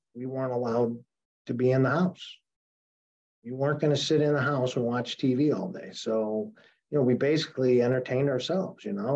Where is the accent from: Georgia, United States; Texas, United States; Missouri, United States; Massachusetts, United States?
Missouri, United States; St. Louis; moved away as an adult; now in New Orleans, United States; I was born in St. Louis. And lived there till 10 years ago and moved to New Orleans 10 years ago